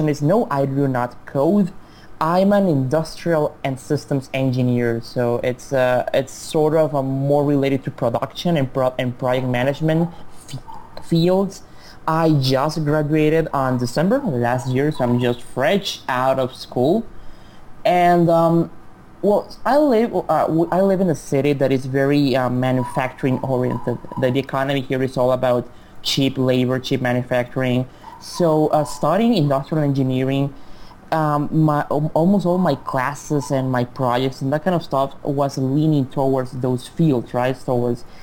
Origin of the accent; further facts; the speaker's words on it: Chihuahua, Mexico; English is a second language; my hometown is called Chihuahua, like the dog.